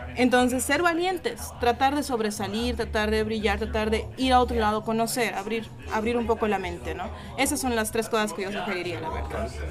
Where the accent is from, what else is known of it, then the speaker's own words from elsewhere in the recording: Cochabamba, Bolivia; soy de Bolivia, de Cochabamba específicamente hablando